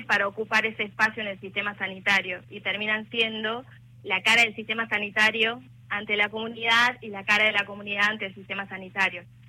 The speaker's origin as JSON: {"language": "Spanish", "town": "Embarcación", "region": "Salta", "country": "Argentina", "moved": "yes", "lives_now": "Salta, Argentina", "said": "yo soy de embarcación"}